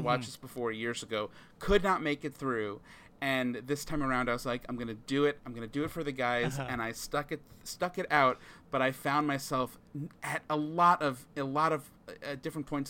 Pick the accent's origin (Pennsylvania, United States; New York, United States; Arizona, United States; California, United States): New York, United States; Long Island; I grew up in Long Island